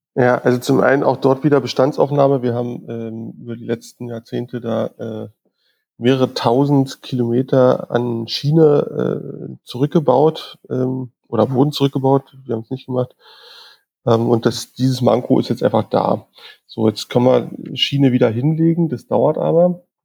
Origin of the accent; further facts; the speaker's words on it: Berlin, Germany; bin geborener Berliner, ähm, bin da auch nicht so richtig aus der Stadt rausgekommen